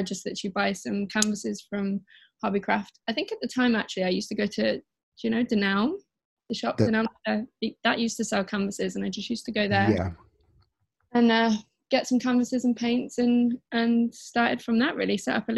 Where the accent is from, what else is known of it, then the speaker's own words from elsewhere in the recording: Midlands, United Kingdom; now in London, United Kingdom; Mm-hmm. And I'm 27 from the Midlands, and I currently live in London.